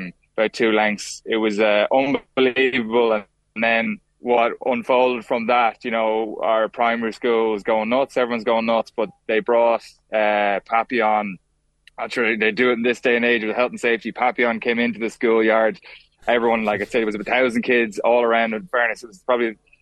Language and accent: English; Kill, Leinster, Ireland; I grew up in Kill Village in Kildare